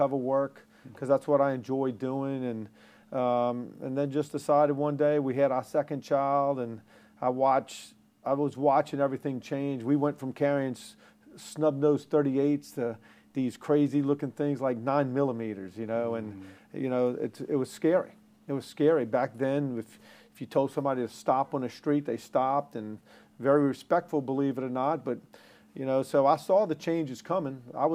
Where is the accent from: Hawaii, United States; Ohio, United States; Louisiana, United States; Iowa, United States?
Louisiana, United States; Jefferson Parish; also born or lived in New Orleans; I was born in New Orleans, raised in Jefferson Parish.